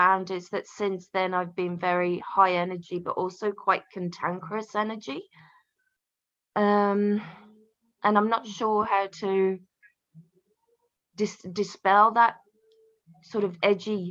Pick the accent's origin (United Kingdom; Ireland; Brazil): United Kingdom; England; I grew up here and in England, in this house